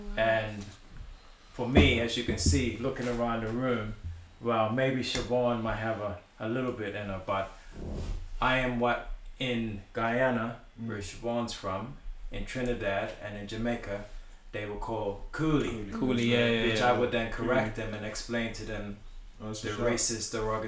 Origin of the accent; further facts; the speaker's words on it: Bermuda; Now, I know that my coming from Bermuda, I come from Bermuda.